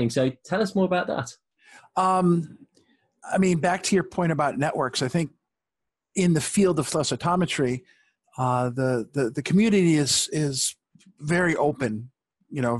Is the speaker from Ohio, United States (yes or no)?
no; Rochester, New York, United States; and everyone found out I was from Rochester.